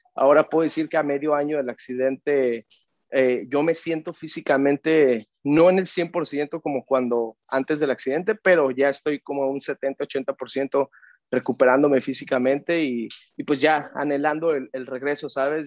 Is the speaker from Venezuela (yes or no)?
no; Mexico; yo crecí en México